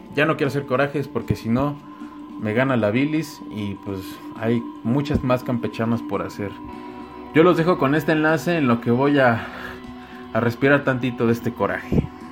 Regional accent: Mexico; como mexicanos

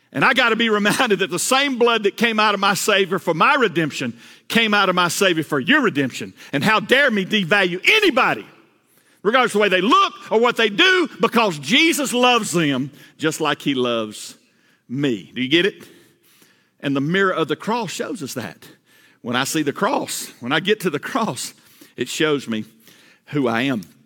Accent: Georgia, United States; I, I grew up in Georgia, all right? I'm a Georgia boy.

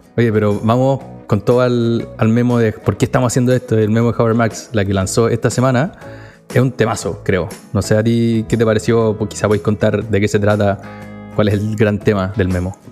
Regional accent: Chile; moved away

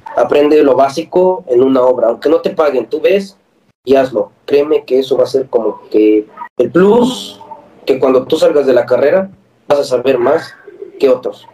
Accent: Libres, Puebla, Mexico; moved away as an adult; En mi pueblo hay una universidad, estaba el TEC de Libres

